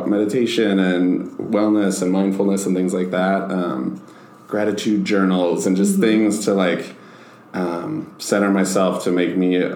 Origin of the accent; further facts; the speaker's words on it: Hopkins, Minnesota, United States; I grew up in Hopkins, which is like 20 minutes outside of the cities